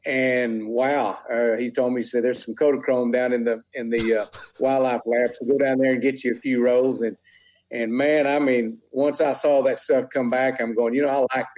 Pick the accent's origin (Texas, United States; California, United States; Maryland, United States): Texas, United States; West; born or raised there